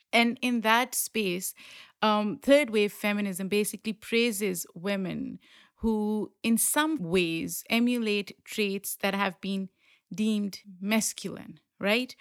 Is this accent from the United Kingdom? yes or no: no; Pakistan; moved away; someone who grew up in Pakistan